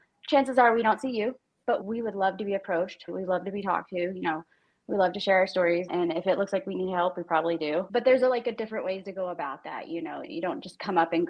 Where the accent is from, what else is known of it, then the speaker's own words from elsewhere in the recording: Texas, United States; moved away as an adult; now in Denver, United States; I'm originally from Texas.